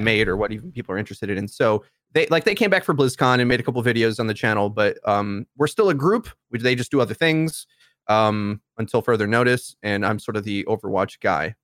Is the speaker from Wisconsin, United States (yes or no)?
yes; Milwaukee, Wisconsin, United States; I'm from Milwaukee